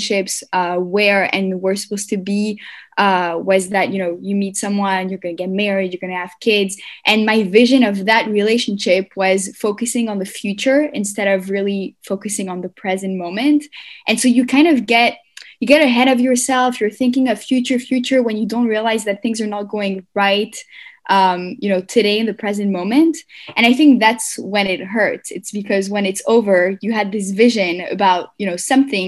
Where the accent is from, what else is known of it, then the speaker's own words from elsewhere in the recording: Montreal, Quebec, Canada; moved away as an adult; also born or lived in Paris, France / Tel Aviv, Israel / New York, United States; I left and went to Montreal. And then I grew up there and I did my CEGEP